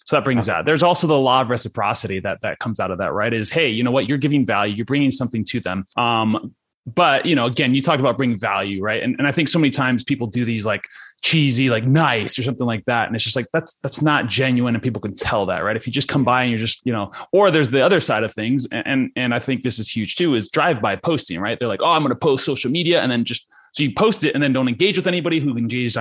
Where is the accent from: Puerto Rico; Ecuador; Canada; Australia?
Ecuador; I grew up in Ecuador.